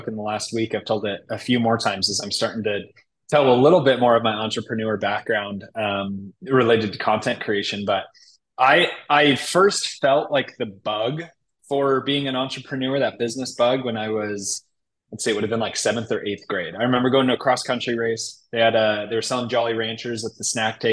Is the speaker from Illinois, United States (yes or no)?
yes; Chicago, Illinois, United States; also born or lived in Utah; now in Indianapolis, United States; growing up in Chicago